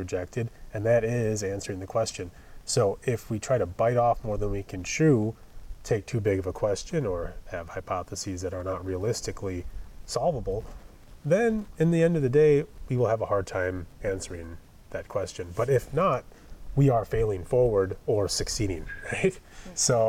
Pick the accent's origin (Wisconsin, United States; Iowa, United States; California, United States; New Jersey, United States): Wisconsin, United States; moved away; I'm from Wisconsin.